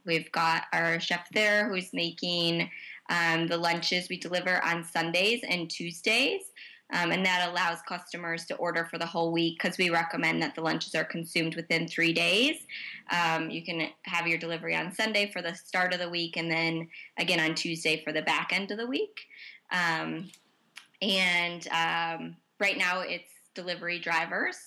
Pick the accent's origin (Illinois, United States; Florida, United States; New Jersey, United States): Illinois, United States; Chicago; as a Chicagoan